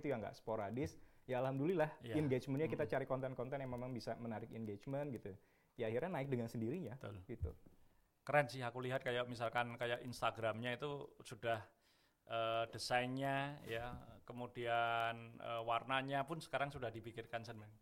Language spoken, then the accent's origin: Indonesian; Bandung, West Java, Indonesia; Lahir di Bandung, tapi hmm. orang tua sebetulnya Jawa